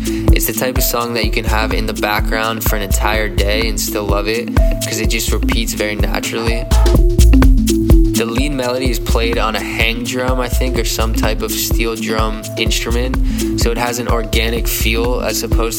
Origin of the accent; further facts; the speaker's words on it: New York City, New York, United States; as a New Yorker